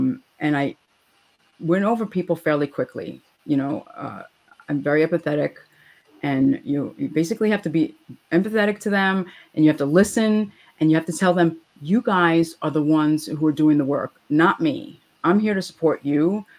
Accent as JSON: {"language": "English", "region": "New York", "country": "United States", "said": "So I'm a New Yorker."}